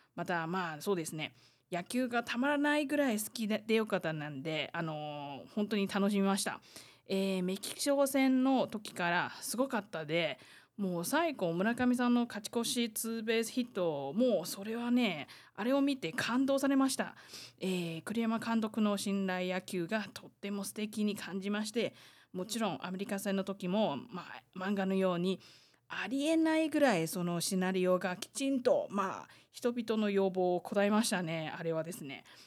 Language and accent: Japanese; Taiwan; 台湾生まれ台湾育ち